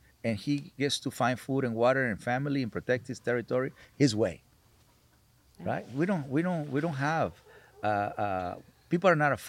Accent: Culiacán, Sinaloa, Mexico; now in California, United States; when I grew up in Mexico

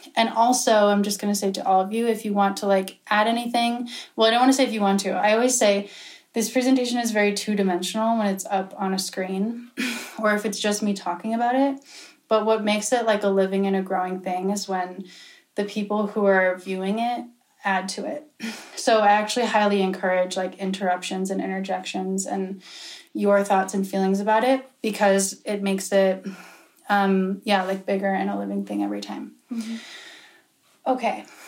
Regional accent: Pennsylvania, United States; I'm from Pennsylvania.

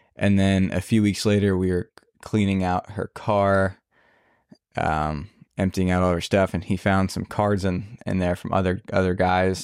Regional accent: New Jersey, United States; moved away; I'm originally from New Jersey.

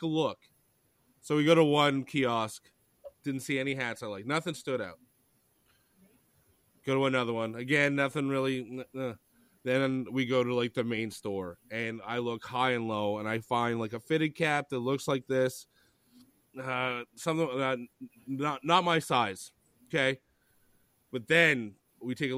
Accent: Canada; as a Canadian

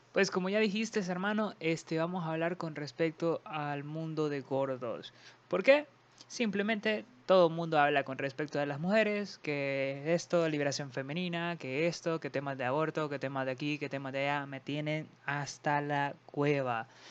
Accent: Honduras; somos de Honduras y son nuestras palabras y nuestra forma, nuestro sazón

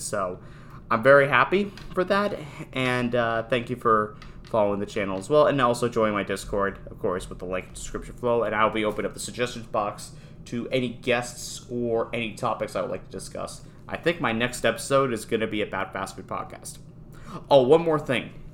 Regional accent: Newtown, Connecticut, United States; I am from Newtown, Connecticut.

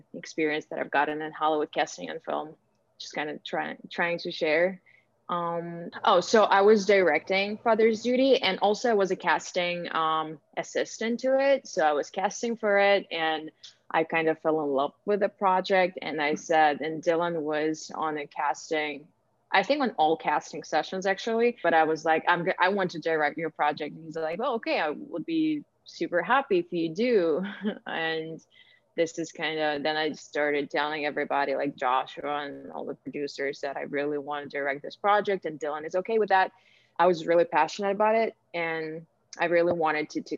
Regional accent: Ukraine; moved away as an adult; now in United States; I was born and raised in Ukraine. I moved to the United States almost 4 years ago.

